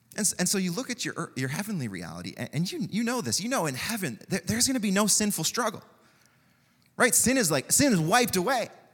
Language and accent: English; Canada; That's what it means to be Canadian in many ways